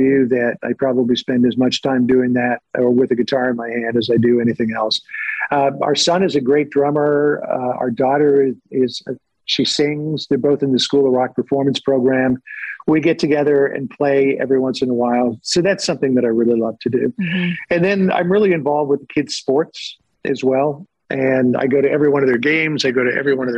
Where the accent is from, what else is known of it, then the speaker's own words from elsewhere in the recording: Canada; now in United States; growing up in Canada